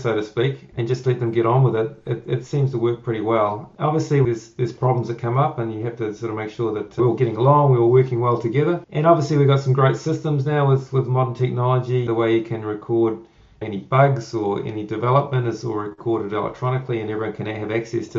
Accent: New Zealand; doing this job here in New Zealand, I'm a Kiwi

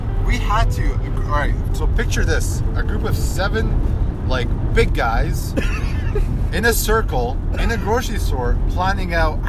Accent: Egypt; now in Canada; Brother man, I'm Egyptian

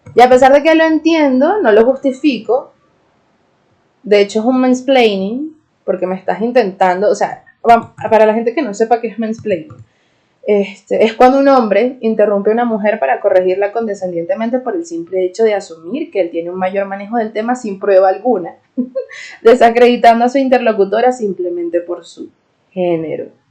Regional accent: Venezuela; soy una Jeda de Venezuela

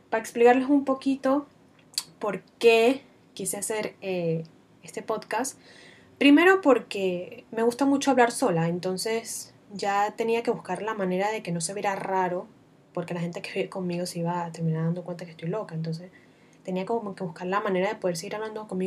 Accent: Venezuela; now in Panama; me van a escuchar hablando con un acento bastante extraño, porque soy venezolana, pero además de eso, vivo casi desde hace seis años aquí en Panamá.

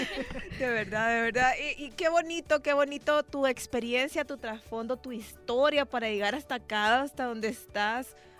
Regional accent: Nicaragua; now in El Salvador; por muy nicaragüense que yo sea

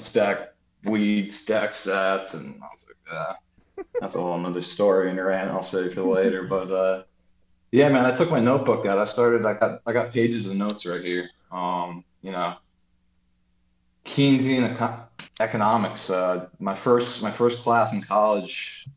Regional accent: United States; I was born and raised in America

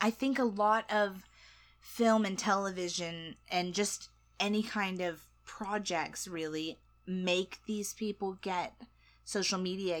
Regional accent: United States; I'm American

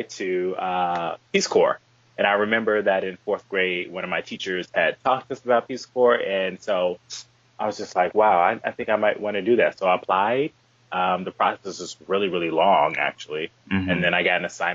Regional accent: Chicago, Illinois, United States; also born or lived in New Orleans; I'm from the south suburbs of Chicago.

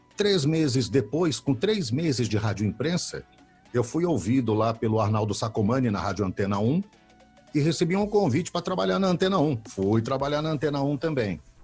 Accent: São Paulo, Brazil; also born or lived in Belo Horizonte, Minas Gerais; Eu sou de BH, nasci em Belo Horizonte, vim para São Paulo com dois anos, três anos de idade, já estou paulista

